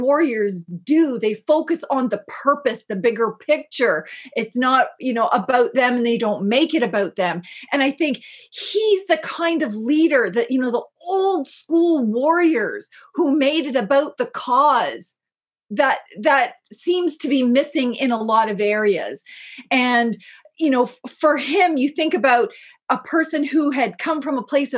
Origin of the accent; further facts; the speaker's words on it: Canada; I'm not from Shikwetmik territory, I'm from Mi'kma'ki